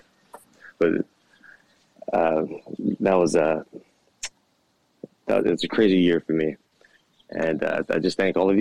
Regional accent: Hawaii, United States; I'm from Hawaii

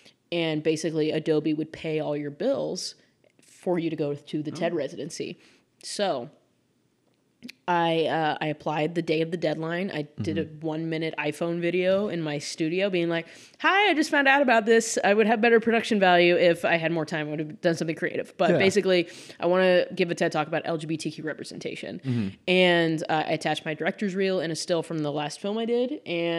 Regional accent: Kansas City, United States; moved away as an adult; also born or lived in New York; now in Los Angeles, United States; I had this like studio residency in my hometown of Kansas City.

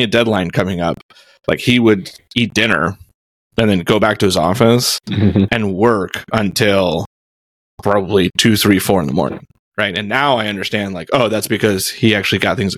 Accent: Houston, Texas, United States; I grew up in Houston, so I am the oldest of three kids

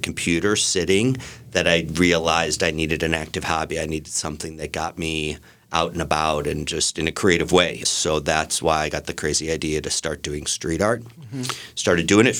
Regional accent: Ohio, United States; moved away as an adult; also born or lived in Chicago / Los Angeles; now in London, United Kingdom; I was born in Ohio, and after school, I moved to Chicago, where I worked in advertising.

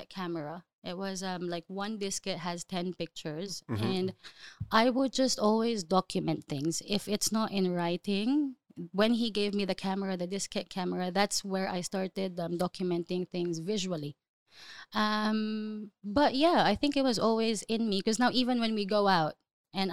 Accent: Davao City, Davao Region, Philippines; moved away as an adult; now in Dubai, United Arab Emirates; I grew up in the Philippines

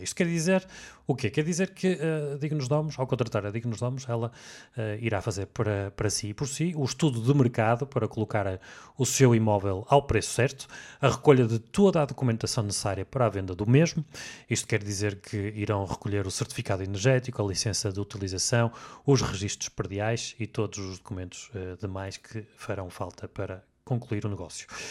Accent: the North, Norte, Portugal; como nós somos aqui do Norte

